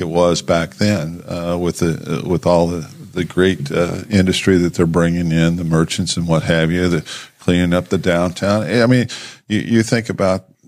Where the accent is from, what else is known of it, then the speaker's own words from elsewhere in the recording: New Castle, Indiana, United States; moved away as an adult; I chose to come back to Newcastle, my hometown